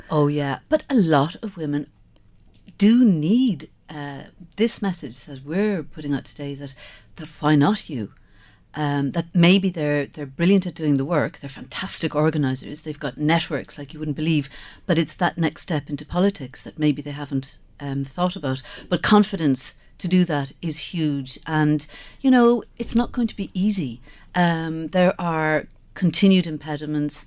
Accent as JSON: {"language": "English", "town": "Skibbereen", "region": "Munster", "country": "Ireland", "tie": "born or raised there", "said": "I grew up in Skibbereen."}